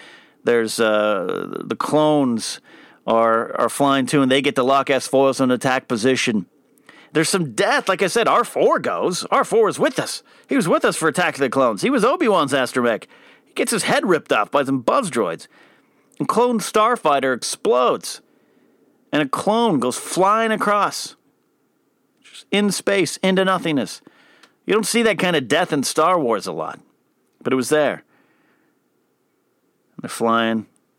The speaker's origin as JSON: {"language": "English", "town": "Pismo Beach", "region": "California", "country": "United States", "tie": "born or raised there", "said": "I grew up in the Central Coast of California in Pismo Beach area. And we got some pine trees on our beaches there. Our beaches are cold."}